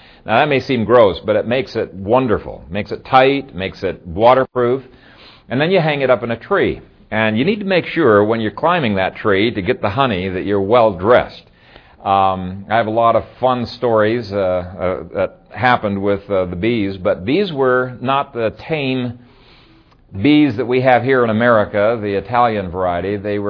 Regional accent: Ethiopia; When I grew up in Ethiopia, my dad and I had between 17 and 20 beehives.

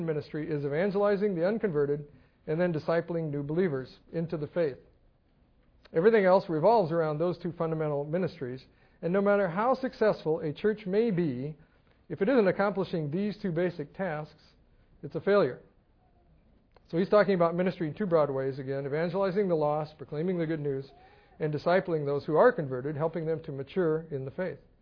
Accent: Scotland, United Kingdom; moved away; being Scottish

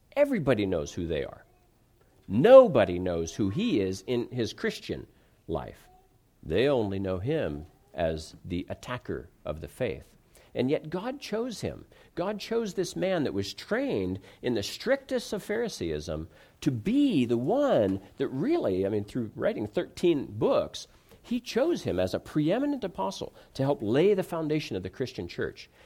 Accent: Ohio, United States; moved away as an adult; also born or lived in California; I grew up in the Midwest, in Ohio, and, and then I was in California for ten years, and then I've been back here.

